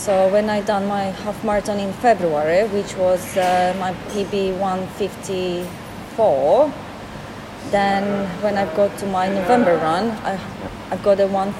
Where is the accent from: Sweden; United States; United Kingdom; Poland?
Poland; English is a second language; moved away as an adult